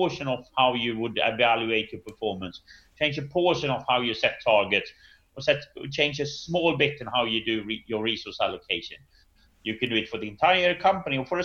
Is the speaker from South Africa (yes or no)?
no; Sweden; I'm from Sweden